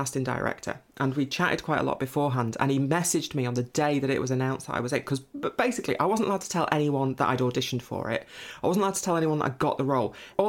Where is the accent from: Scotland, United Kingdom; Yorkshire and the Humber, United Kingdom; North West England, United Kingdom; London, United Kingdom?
North West England, United Kingdom; Lancashire; also born or lived in Manchester; I grew up in Lancashire, which is where I'm back now. I moved out of the city about 18 months ago.